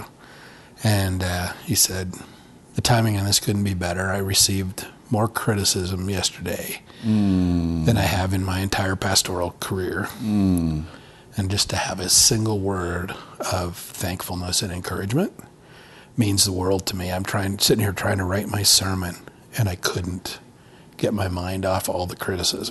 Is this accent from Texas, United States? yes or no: no; Montana, United States; also born or lived in Twin Cities, Minnesota; now in Colorado Springs, United States; I grew up in Montana. We always hunted